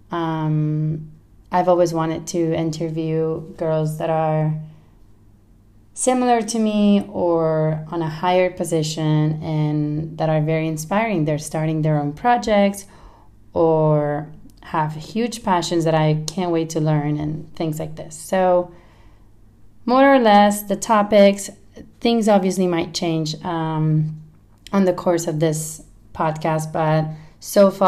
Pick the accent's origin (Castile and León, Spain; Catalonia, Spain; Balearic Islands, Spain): Catalonia, Spain; Barcelona; accent: mix of Spanish and California; English is a second language; now in United States; I am from Barcelona, but I've lived in the States for a long time, California, and that's where my accent comes from.